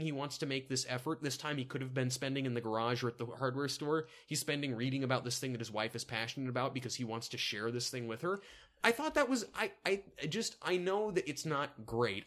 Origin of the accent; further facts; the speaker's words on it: the South, United States; accent: southern; my southern accent